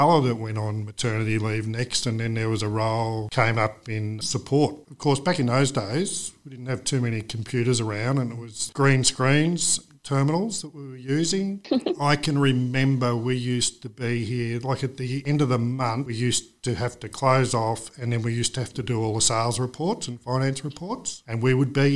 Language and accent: English; Whitfield, Victoria, Australia; I'm local, true local. So, yes, I was born and raised in Whitfield.